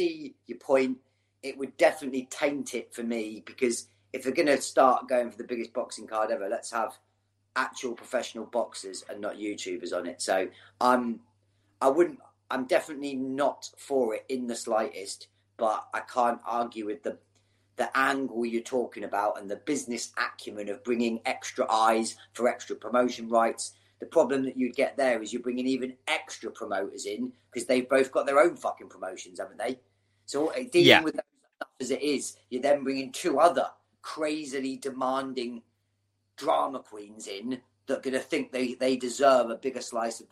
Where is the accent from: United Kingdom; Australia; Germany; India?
United Kingdom; England; as English people